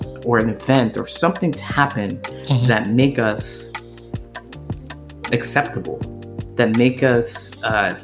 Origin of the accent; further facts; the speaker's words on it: Ohio, United States; moved away as an adult; now in Chicago, United States; I grew up in that town. And when I left the town